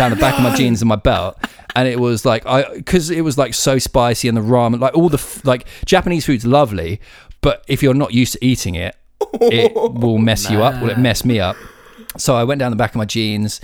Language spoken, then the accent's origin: English; United Kingdom; being like British